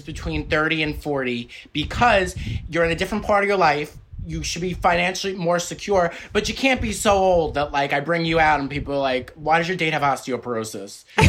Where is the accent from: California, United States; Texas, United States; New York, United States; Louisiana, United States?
New York, United States; New York City; now in Los Angeles, United States; So basically I'm Italian, but I'm from Staten Island. A lot of my friends were Irish, so St. Patrick's Day was a really big deal.